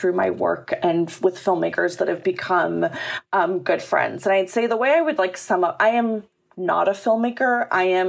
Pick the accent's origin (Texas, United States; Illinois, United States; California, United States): Illinois, United States; Chicago; moved away; I grew up in Chicago